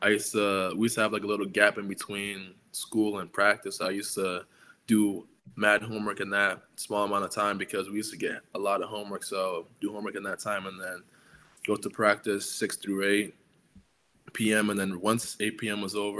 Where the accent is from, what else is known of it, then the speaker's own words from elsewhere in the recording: Providence, Rhode Island, United States; because I'm coming from Providence inner city, where it's a lot of like Black, a lot of Hispanic. You know, it's like very like diverse in culture.